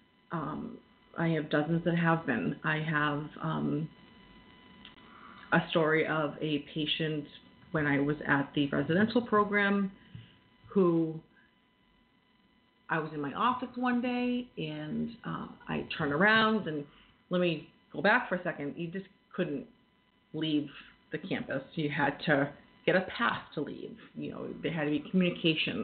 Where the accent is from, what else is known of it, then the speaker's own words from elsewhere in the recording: Massachusetts, United States; moved away as an adult; now in New Hampshire, United States; I am from Mass. I may live in New Hampshire now, but most of my experience in the field has been in Massachusetts